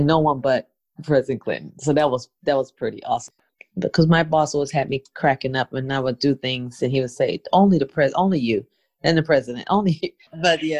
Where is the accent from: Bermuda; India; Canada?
Bermuda; End up going to my hometown in Bermuda for a summit.